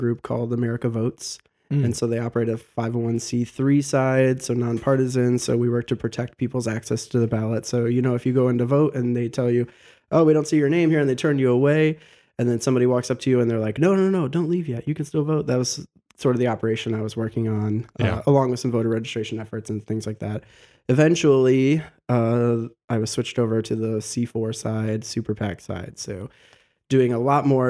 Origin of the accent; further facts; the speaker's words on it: Genoa, Ohio, United States; now in Toledo, United States; I grew up in Genoa.